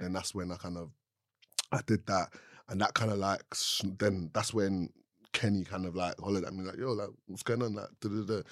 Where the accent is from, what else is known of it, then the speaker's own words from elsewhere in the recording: London, United Kingdom; I grew up in Southeast London